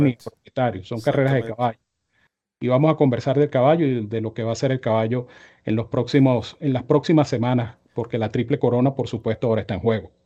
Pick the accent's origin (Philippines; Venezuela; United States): Venezuela; como venezolano